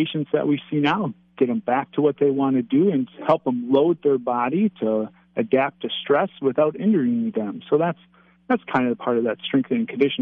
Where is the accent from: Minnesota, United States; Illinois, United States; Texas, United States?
Minnesota, United States; Minneapolis; moved away as an adult; now in St. Cloud, United States; I grew up in the Twin Cities